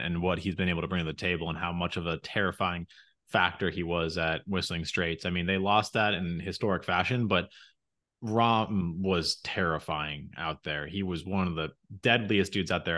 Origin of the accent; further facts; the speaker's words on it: United States; we're both American